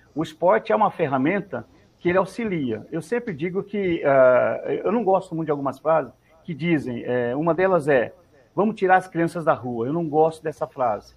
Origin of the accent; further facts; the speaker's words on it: Novo Horizonte, São Paulo, Brazil; Eu sou de Novo Horizonte, né? Eu sou de Novo Horizonte, certo. lá perto de São José do Rio Preto